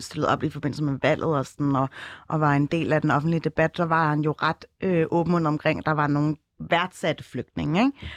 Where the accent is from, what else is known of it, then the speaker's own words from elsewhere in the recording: Copenhagen, Capital Region of Denmark, Denmark; Jeg er fra Ryparken og Tingbjerg.